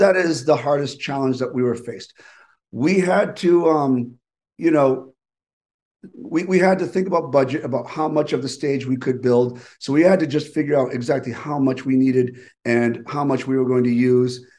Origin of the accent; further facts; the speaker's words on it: East Coast, United States; growing up on the East Coast